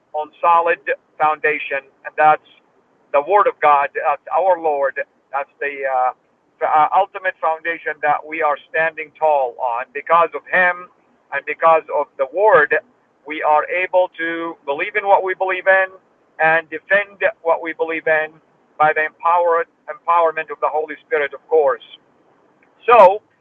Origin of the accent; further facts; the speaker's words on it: Saudi Arabia; moved away; I was born in Saudi Arabia and I was raised there.